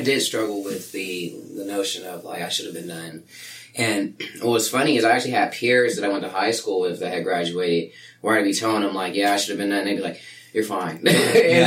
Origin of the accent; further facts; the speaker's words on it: Sacramento, California, United States; now in Chico, United States; Sacramento was my hometown